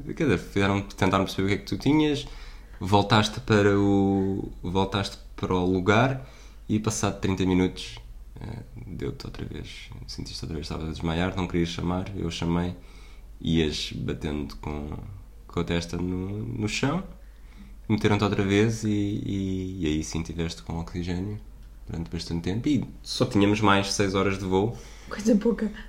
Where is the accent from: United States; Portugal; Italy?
Portugal